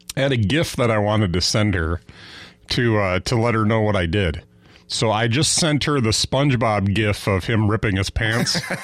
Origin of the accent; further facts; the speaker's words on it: Fond du Lac, Wisconsin, United States; I grew up in Fond du Lac, which is kind of right in, right in between Green Bay and Milwaukee